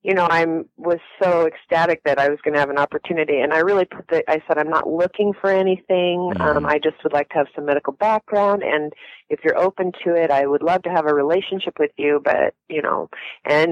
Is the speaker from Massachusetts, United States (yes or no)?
no; Spokane, Washington, United States; I was born in Spokane, Washington.